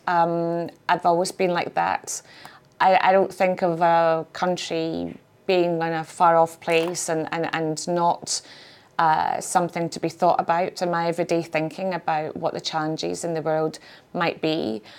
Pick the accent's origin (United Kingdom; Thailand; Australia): United Kingdom; Scotland; being Scottish